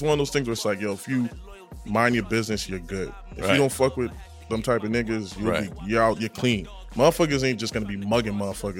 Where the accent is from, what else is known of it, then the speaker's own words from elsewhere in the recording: Brockton, Massachusetts, United States; I'm from we're from Brockton